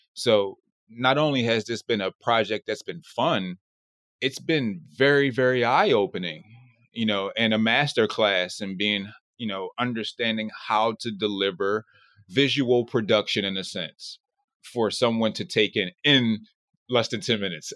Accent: Philadelphia, Pennsylvania, United States; now in Los Angeles, United States; Philly, which is my hometown

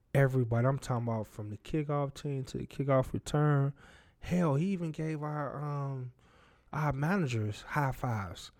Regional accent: Chicago Heights, Illinois, United States; also born or lived in Richton Park, Illinois; I grew up in Chicago Heights, Illinois

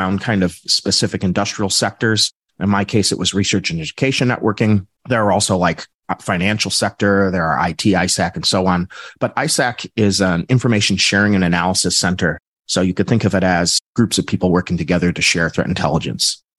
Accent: Midwest, United States; I'm from the United States in the Midwest

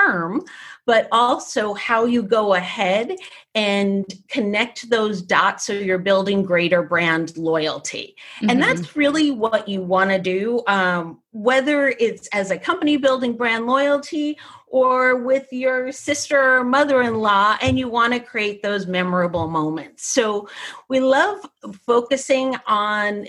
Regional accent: New Jersey, United States; I grew up in New Jersey.

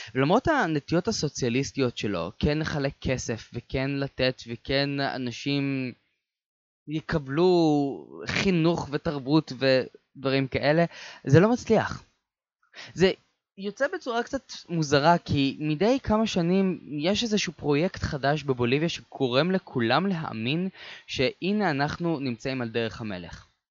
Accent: Israel; אני בתור ישראלי

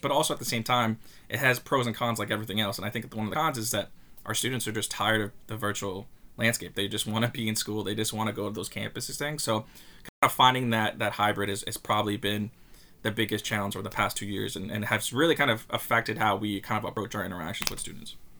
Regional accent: Long Beach, New York, United States; I'm a Long Island native. I grew up in Long Beach.

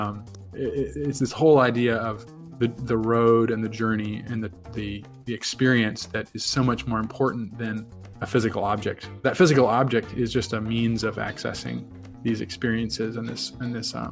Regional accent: Virginia, United States; moved away; I'm from Virginia originally

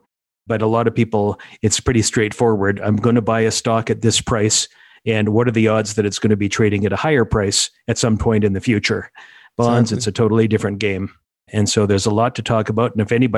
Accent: Saskatchewan, Canada; I'm from Saskatchewan.

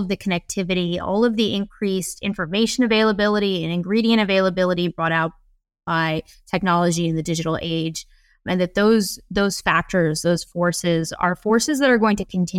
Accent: Midwest, United States; So I was exposed to a ton of different cuisine types, including, you know, Filipino food, but also I grew up in the Midwest.

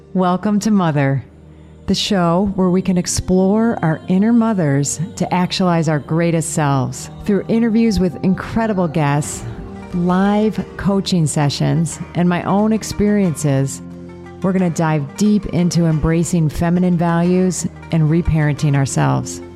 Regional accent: Michigan or Illinois, Chicago, Midwest, United States; moved away as an adult; now in Zihuatanejo, Mexico; I grew up in the Midwest, in Michigan or, you know, Illinois, Chicago

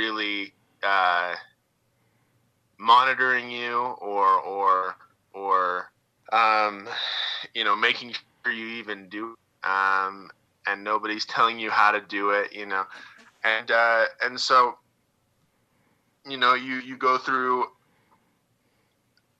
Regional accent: Southern Utah, United States; I grew up in Southern Utah, which is, you know, got a lot of red rock.

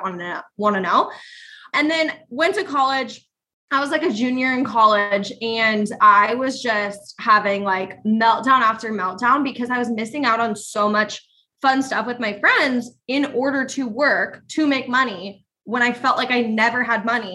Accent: Iowa, United States; I grew up in Iowa in a small town

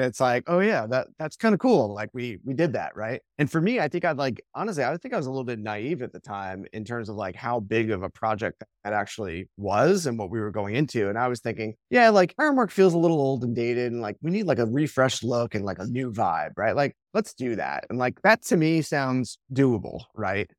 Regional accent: Long Island, New York, United States; I grew up on Long Island, kind of in the shadow of, like, the advertising capital of the world

